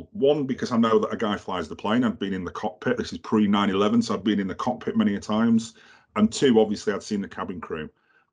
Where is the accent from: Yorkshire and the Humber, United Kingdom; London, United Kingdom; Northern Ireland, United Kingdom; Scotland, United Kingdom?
Yorkshire and the Humber, United Kingdom; Halifax; I'm from Halifax.